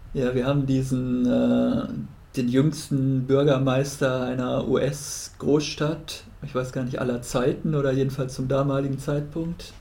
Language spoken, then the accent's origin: German; Germany; als Deutscher